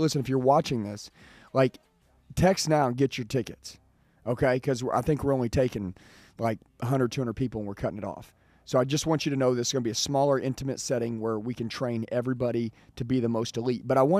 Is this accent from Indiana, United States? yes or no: no; California, United States; I've had a lot of dealers, they've asked me, where are you from? When I say California, they're like, yeah, I'm sending three.